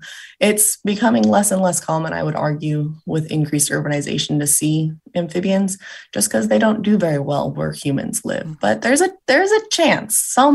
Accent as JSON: {"language": "English", "region": "California", "country": "United States", "tie": "born or raised there", "said": "So as I said, I grew up in Southern California"}